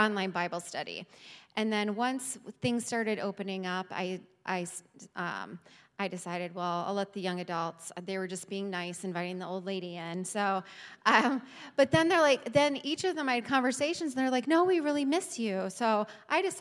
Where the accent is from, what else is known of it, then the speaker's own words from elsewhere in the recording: Cleveland, Ohio, United States; moved away as an adult; also born or lived in Washington, D.C.; now in Port Clinton, United States; I grew up in Cleveland